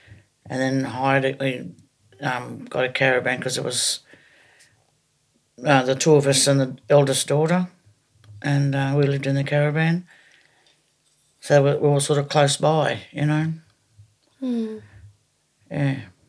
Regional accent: Evans Head, New South Wales, Australia; also born or lived in Sydney / Wollongong; I was born in the Royal North Shore Hospital in Sydney. But more or less grew up in Evanshead, up top end of New South Wales. And my early adolescence was Sydney to Wollongong.

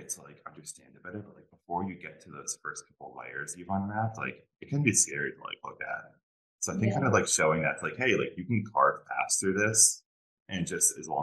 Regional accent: Northeast, United States; I grew up like in the Northeast

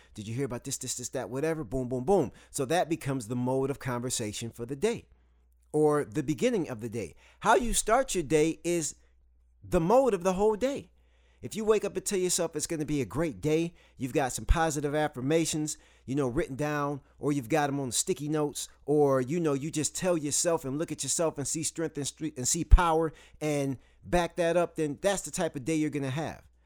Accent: Saginaw, Michigan, United States; moved away as an adult; also born or lived in the South (US); now in the South, United States; I'm from Saginaw, Michigan, and I live in the South now

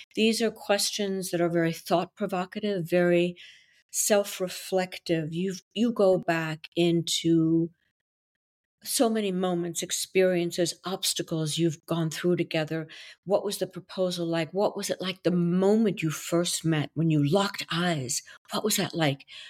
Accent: Brussels, Brussels-Capital Region, Belgium; first language French; English is a second language; now in New York, United States; I was born in Belgium, so my native language is French.

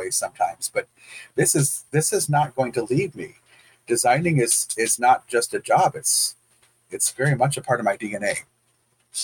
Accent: Detroit, Michigan, United States; I'm from Detroit

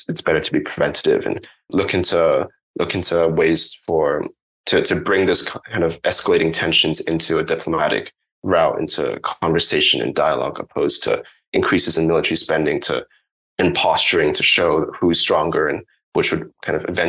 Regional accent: Hong Kong; And I grew up in Hong Kong

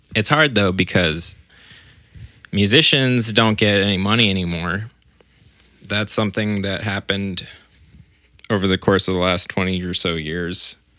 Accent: Orange County, California, United States; I grew up in Orange County

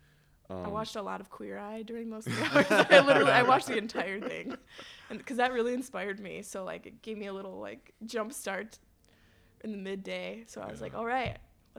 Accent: Madison, Wisconsin, United States; it's kind of like being from outside of Madison and being like, oh, I'm from Madison.

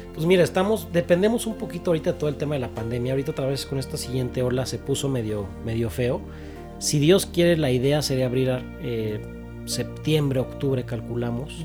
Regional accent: Mexico; como buen mexicano

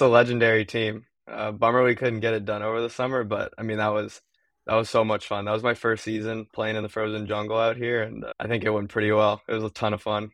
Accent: East Bay, Bay Area, California, United States; moved away as an adult; now in Boston, United States; I'm from the Bay Area, small town in the East Bay of California

